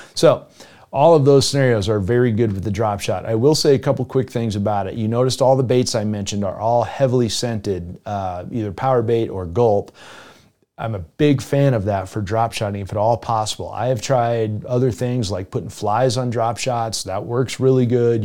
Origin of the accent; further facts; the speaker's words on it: South Florida, United States; moved away; I grew up in South Florida